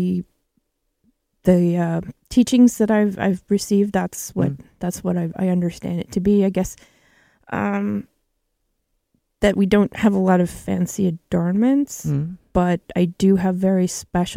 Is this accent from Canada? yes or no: yes; Kehewin Cree Nation, Treaty 6, Alberta, Canada; moved away; from Treaty 6 from Kihiwin Cree Nation. That's where my family's from.